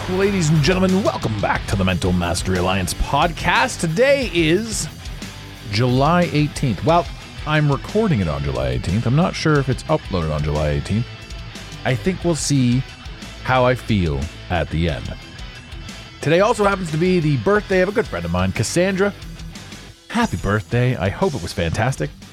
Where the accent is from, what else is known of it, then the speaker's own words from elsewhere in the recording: Ottawa, Ontario, Canada; moved away; I grew up in Ottawa